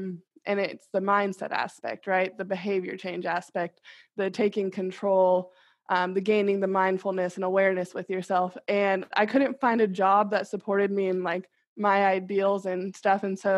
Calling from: Kansas City, United States; I'm 29 to get practice doing it. I'm calling in from Kansas City.

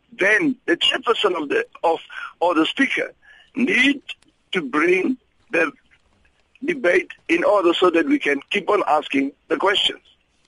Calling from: Upington, Northern Cape, South Africa; Good morning. Yes, I'm calling from Upington.

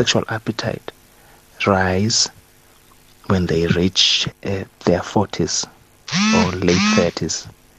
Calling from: Port Elizabeth, Eastern Cape, South Africa; I'm anonymous from Port Elizabeth.

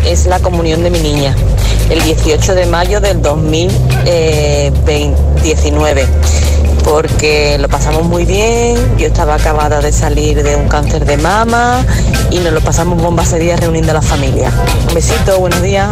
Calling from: Cádiz, Andalusia, Spain; Os llamo desde Cádiz

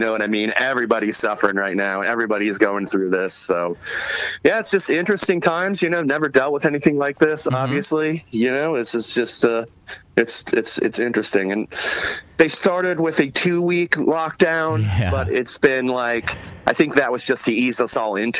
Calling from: Brooklyn, New York, United States; Yeah, I am locked down in Brooklyn, New York. I've been living out here for the last 2 years

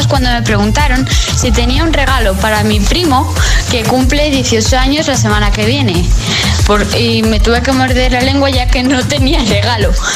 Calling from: Madrid, Community of Madrid, Spain; os escucho desde San Sinarro, Madrid.

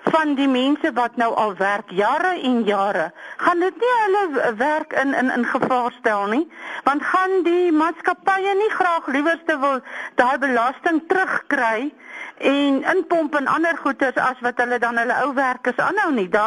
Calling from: Bloemfontein, Free State, South Africa; ek praat van Bloemfontein.

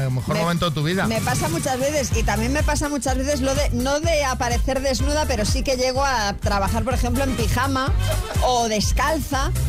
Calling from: Madrid, Community of Madrid, Spain; de Madrid

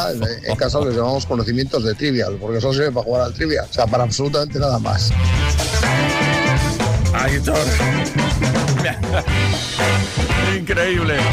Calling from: Cartagena, Region of Murcia, Spain; Buenas tardes, Tony. … de Cartagena

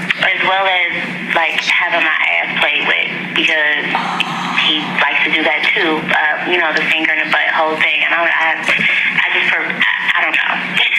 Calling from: Cincinnati, Ohio, United States; and I'm 24, and I'm calling from Cincinnati, Ohio.

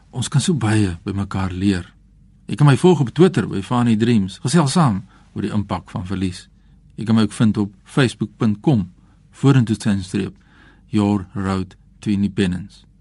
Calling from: Springbok, Northern Cape, South Africa; van Berser Springbok.

